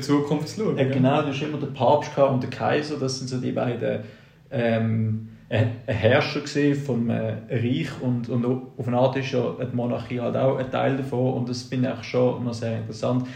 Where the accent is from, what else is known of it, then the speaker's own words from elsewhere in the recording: Switzerland; als Schweizer